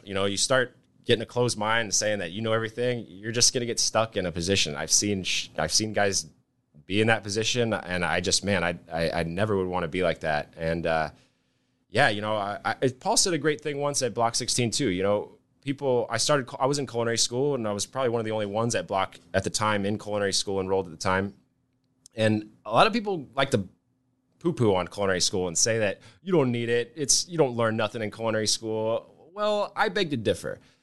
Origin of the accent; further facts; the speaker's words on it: Nebraska, United States; also born or lived in Hawaii; came back to Nebraska. Uh, I grew up here. I'm not from Hawaii or anything.